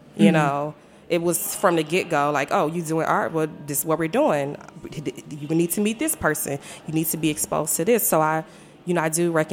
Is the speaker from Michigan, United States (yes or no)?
yes; Detroit, Michigan, United States; also born or lived in Milwaukee, Wisconsin; now in DMV (Washington, D.C. area), United States; I'm growing up in Detroit, you know, 7 miles